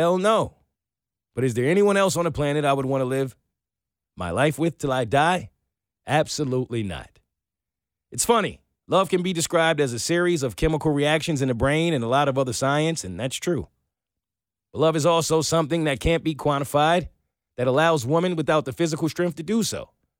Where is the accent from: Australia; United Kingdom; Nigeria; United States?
United States; the South; the white home I grew up here in the South.